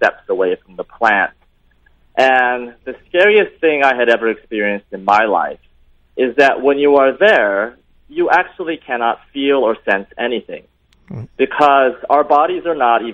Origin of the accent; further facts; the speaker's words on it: Tokyo, Japan; I was born and raised in Tokyo